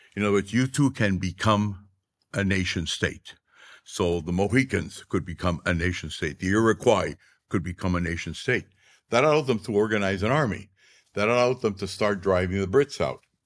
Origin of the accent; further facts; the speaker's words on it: Arequipa, Peru; my hometown, Arequipa